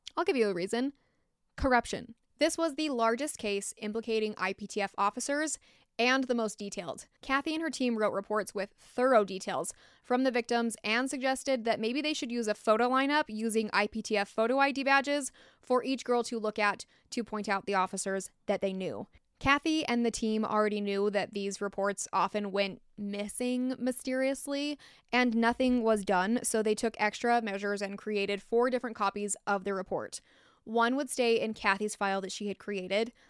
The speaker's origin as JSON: {"language": "English", "country": "United States", "accent": "American", "said": "my American accent"}